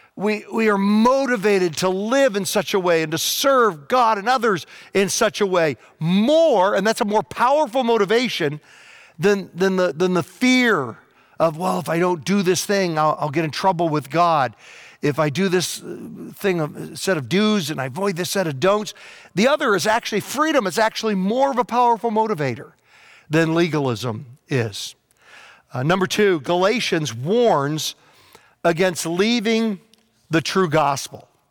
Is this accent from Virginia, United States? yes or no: yes; Virginia, United States; when I was a kid, um, growing up in Virginia